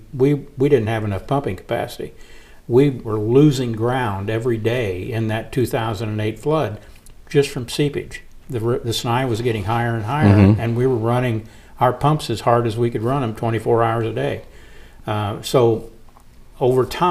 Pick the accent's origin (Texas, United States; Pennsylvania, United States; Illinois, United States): Illinois, United States; Hull; moved away as an adult; also born or lived in Quincy, Illinois; I grew up in Hull. I'm from Hull. Yeah. I'm from Pike County